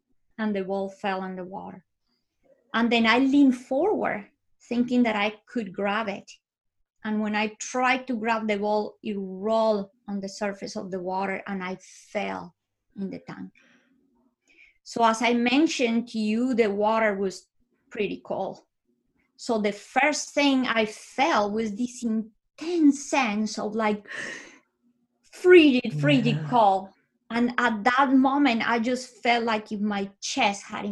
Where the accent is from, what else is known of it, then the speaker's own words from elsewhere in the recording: Bogota, Colombia; moved away; I was born in Bogota, Colombia. I lived with my parents and my sisters